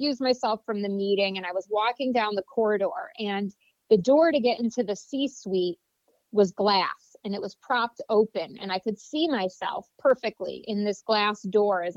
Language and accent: English; Vestal, New York, United States; I grew up in a small town in upstate New York, Vestal, New York, right outside of Binghamton